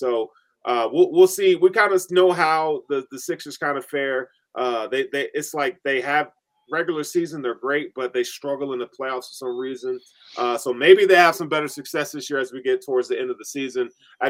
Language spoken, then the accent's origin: English; Tennessee, United States; I will hate on them, and I'm from Tennessee, okay?